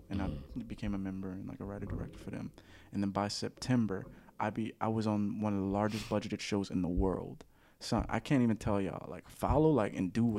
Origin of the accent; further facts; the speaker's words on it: New Orleans, Louisiana, United States; moved away; growing up in New Orleans